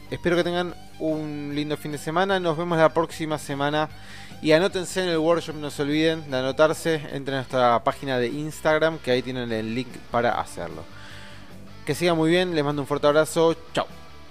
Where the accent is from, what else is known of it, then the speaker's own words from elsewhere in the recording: Argentina; a nosotros, como argentinos, que tenemos una economía débil